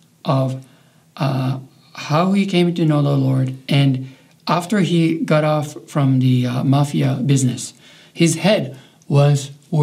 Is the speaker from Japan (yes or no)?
yes; Japan; English is a second language; moved away; also born or lived in Canada; Reiho, and that is actually my hometown where I was born and raised. Reiho is a population of about 12,000 people